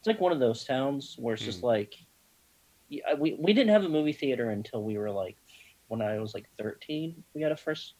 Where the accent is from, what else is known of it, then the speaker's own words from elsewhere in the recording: Birmingham, Alabama, United States; was born in Birmingham, Alabama